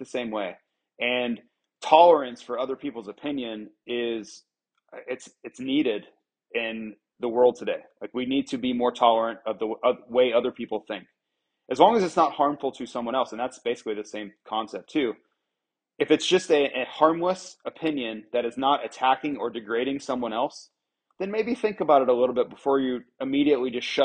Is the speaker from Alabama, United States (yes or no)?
no; Florida, United States; my hometown, you know, back in Florida.